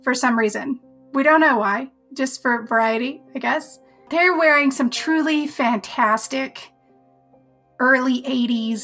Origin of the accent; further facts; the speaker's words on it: Colorado, United States; I'm from Colorado